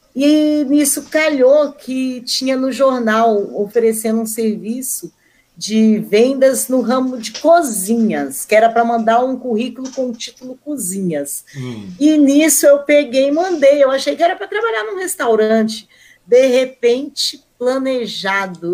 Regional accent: Curvelo, Minas Gerais, Brazil; moved away as an adult; also born or lived in Belo Horizonte; now in Mogi das Cruzes, Brazil; Eu sou de Minas Gerais, né, mas eu, eu morava no interior. Eu uhum. nasci em Belo Horizonte

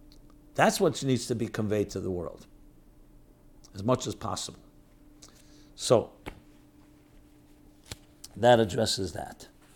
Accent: Crown Heights, New York, United States; I'm from Crown Heights, and 11 years ago, a friend convinced me to go with him to Uman.

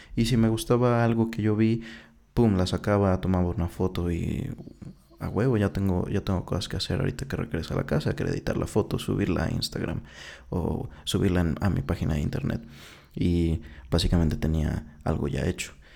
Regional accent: Mexico; Soy mexicano desde el 97

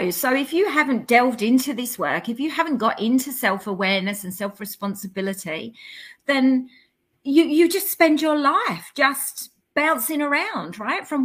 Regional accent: London, United Kingdom; I come from the East End of, of London, which, if you know much about the East End of London, you know, we, we hustle, we, we, we drive, we push

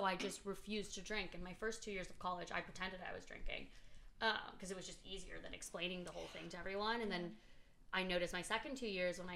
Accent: Boston, Massachusetts, United States; now in Los Angeles, United States; I grew up in Boston

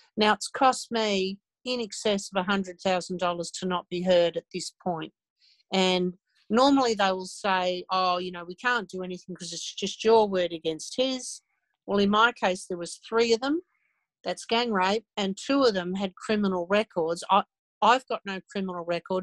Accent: Ballarat, Victoria, Australia; my hometown of over half my life

